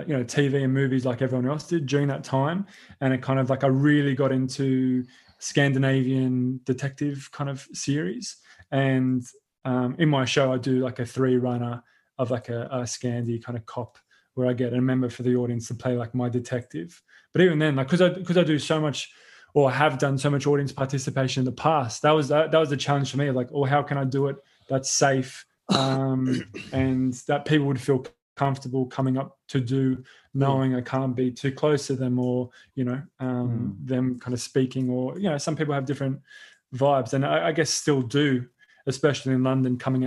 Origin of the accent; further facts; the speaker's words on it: Sydney, New South Wales, Australia; moved away; Sydney, and which is always so scary because like that's my hometown